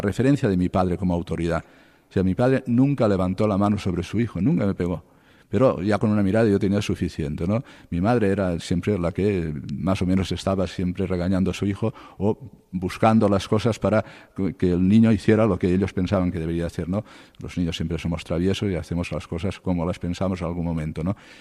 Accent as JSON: {"language": "Spanish", "town": "Cocentaina", "region": "Valencian Community", "country": "Spain", "tie": "born or raised there", "also_born_or_lived": "Castellón / Murcia", "moved": "as an adult", "lives_now": "Alcalá de Henares, Spain", "said": "en mi pueblo, en Cocentaina, provincia de Alicante y diócesis de Valencia"}